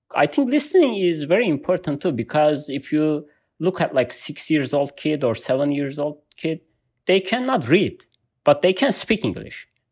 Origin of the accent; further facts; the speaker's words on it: Malatya, Turkey; English is a second language; moved away as an adult; now in United States; I was born in Turkey. It's, I can say, uh, my city in the middle of Turkey, uh, called Malatya